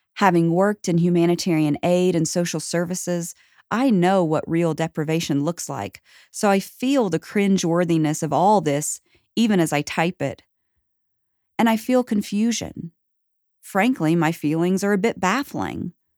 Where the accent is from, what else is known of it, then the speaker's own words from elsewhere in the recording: the Bible Belt, United States; I was born in the Bible Belt, raised in a middle-class family of four